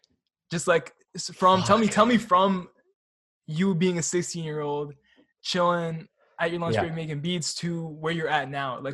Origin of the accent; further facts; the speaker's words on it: Canada; Have a super fortunate, we have a really interesting perspective being Canadian, because exactly.